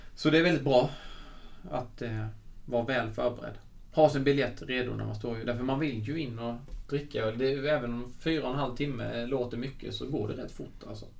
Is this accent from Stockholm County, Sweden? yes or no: no; Svängsta, Blekinge, Sweden; som faktiskt kommer från Svängsta i Karlshamn där jag kommer ifrån